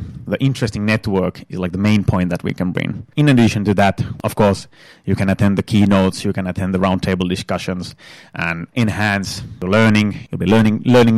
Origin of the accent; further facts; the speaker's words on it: northern Finland, Finland; now in Turku, Finland; I'm from Northern Finland originally